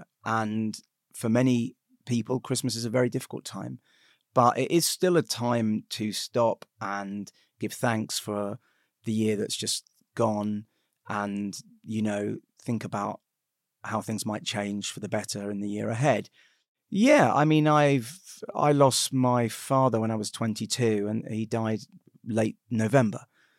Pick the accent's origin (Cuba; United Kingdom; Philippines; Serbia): United Kingdom; We're Jewish, but we're British.